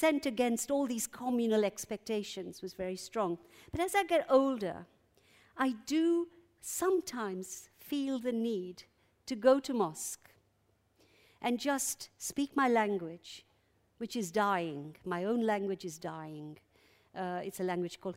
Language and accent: English; Uganda; now in London, United Kingdom; I'm an exile from Uganda.